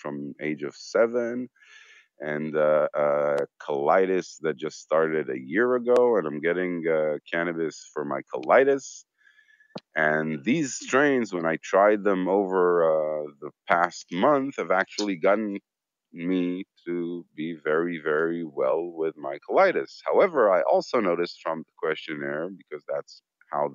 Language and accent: English; Israel; I'm from Israel.